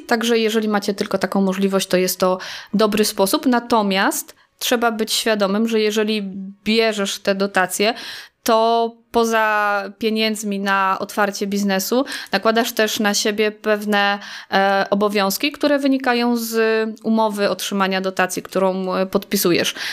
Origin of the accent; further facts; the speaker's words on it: Staszów, Świętokrzyskie Voivodeship, Poland; przyjechałam stąd, y, czyli ze Staszowa